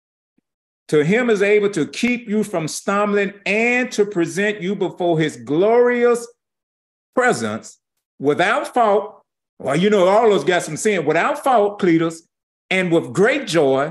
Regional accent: St. Louis, Missouri, United States; I'm just from St. Louis, Missouri, born in Homer G. Hospital

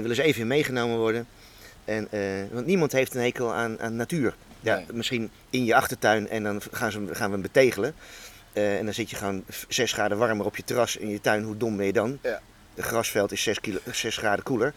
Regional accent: Hoog Soeren, Gelderland, Netherlands; Ik ben in Hoogsoeren bij Apeldoorn opgegroeid, kroondomeinen

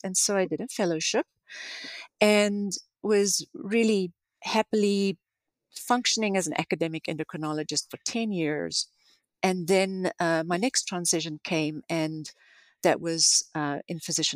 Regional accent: South Africa; moved away as an adult; now in United States; I grew up in South Africa

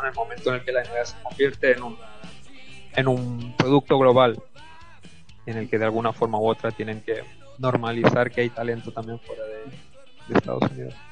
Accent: Barcelona, Catalonia, Spain

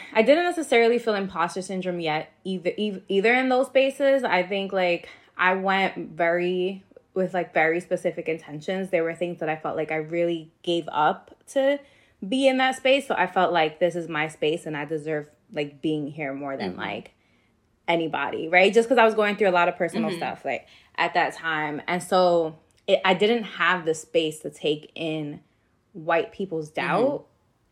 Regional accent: New York City, New York, United States; growing up in New York City

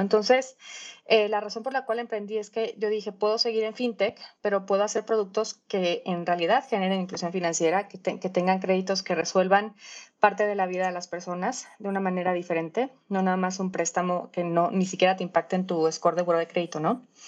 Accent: Mexico; yo como mexicana

